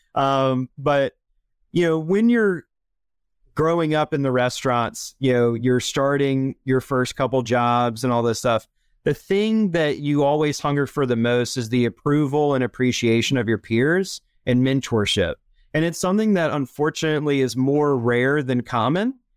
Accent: Charlotte, North Carolina, United States; I am originally from Charlotte, North Carolina, which is definitely the exception, not the rule. When I was born here

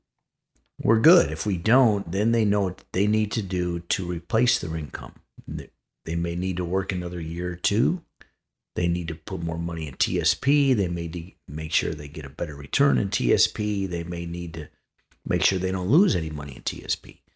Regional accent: Chicago, Illinois, United States; moved away; I'm actually from Chicago

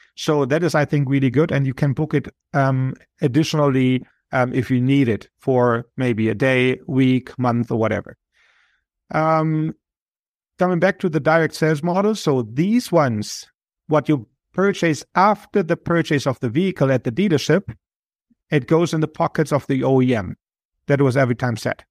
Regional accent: Germany; moved away; I'm originally from Germany

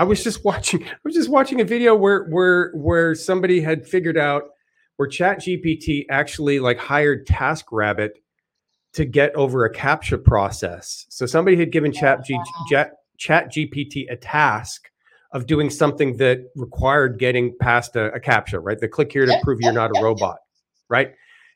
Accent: Canada; I'm kind of generally for smaller government, even though I'm Canadian.

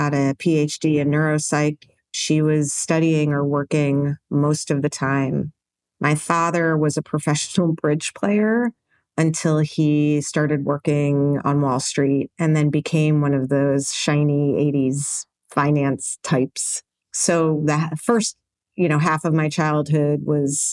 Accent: New York City, New York, United States; I was born in New York City in 1972

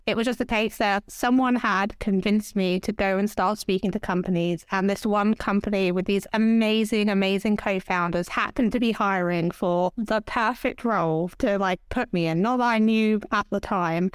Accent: Hertfordshire, East of England, United Kingdom; moved away as an adult; also born or lived in Enfield; now in London, United Kingdom; I grew up just north of London in a place called Hertfordshire

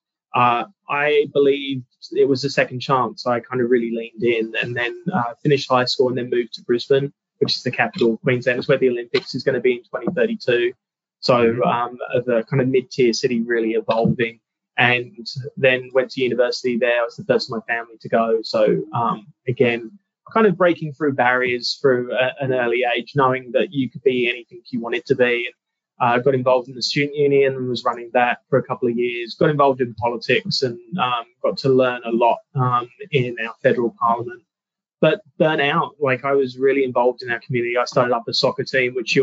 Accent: London, United Kingdom; also born or lived in California, United States; now in Australia; I was born and raised in London in the 80s.

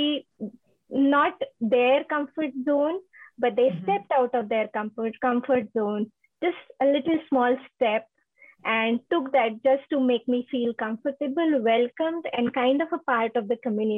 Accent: India; moved away as an adult; now in United States; I'm from India, and I'm in the United States for last 3 years now.

